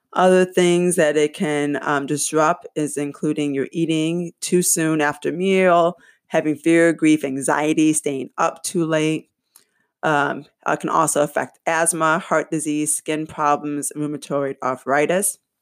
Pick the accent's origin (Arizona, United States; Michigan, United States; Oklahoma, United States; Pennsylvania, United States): Michigan, United States; my home state, Michigan